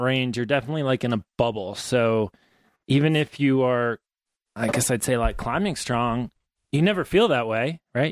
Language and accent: English; Maine, United States; also born or lived in New Hampshire; now in Ouray, United States; I grew up in Maine and New Hampshire